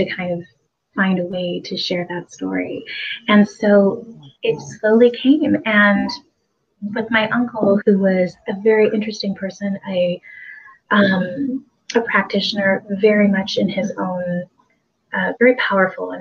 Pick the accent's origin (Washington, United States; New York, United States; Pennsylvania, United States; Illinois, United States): Washington, United States; Port Townsend; my hometown